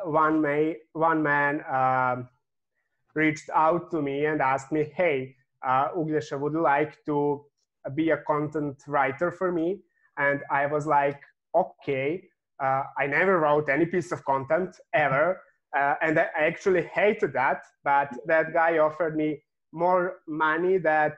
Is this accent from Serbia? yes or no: yes; Serbia; I'm coming from Serbia